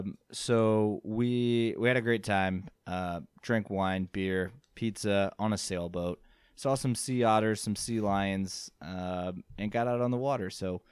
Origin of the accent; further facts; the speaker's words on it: Kansas, United States; I'm from Kansas.